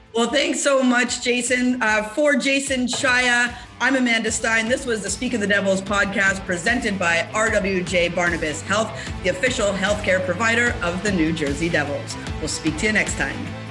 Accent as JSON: {"language": "English", "country": "Canada", "said": "as a Canadian"}